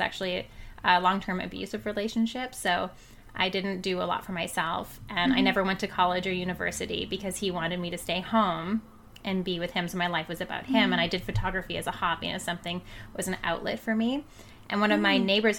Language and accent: English; Yukon, Canada; moved away as an adult; now in Kamloops, Canada; I was born and raised in the Yukon. I moved to Kamloops about 12, 13 years ago